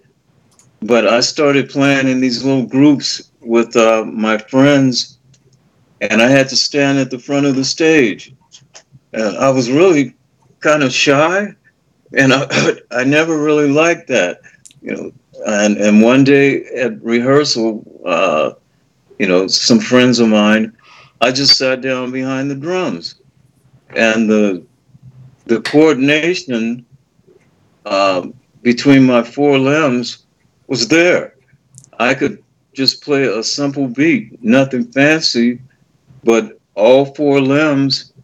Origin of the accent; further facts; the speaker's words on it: Los Angeles, California, United States; I'm from Los Angeles. I'm a native